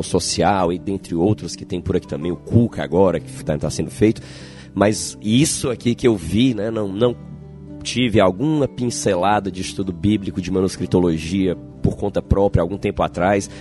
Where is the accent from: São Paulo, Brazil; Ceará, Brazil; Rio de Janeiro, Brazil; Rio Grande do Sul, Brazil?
Ceará, Brazil; Fortaleza; Eu, como, como fortalezense